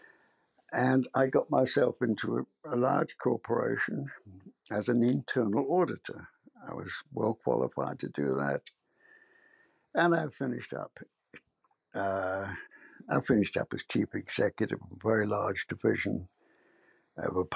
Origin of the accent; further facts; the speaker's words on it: London, United Kingdom; moved away as an adult; also born or lived in Worcester, England; now in United States; I was born in London, in the heart of London